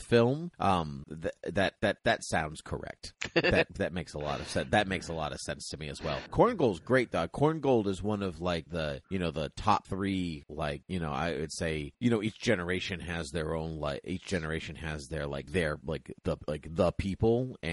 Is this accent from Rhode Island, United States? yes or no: no; Boston, Massachusetts, United States; we're from Boston